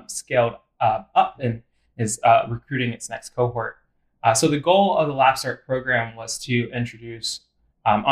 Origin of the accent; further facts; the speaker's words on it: Western Pennsylvania, United States; moved away as an adult; also born or lived in Memphis, Tennessee; I'm actually originally from Western Pennsylvania.